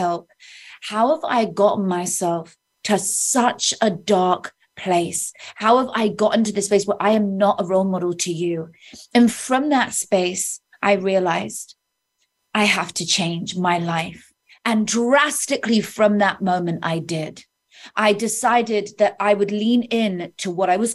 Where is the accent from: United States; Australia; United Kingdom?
United Kingdom; Oxfordshire, South East England; In Oxfordshire, in the countryside, in the UK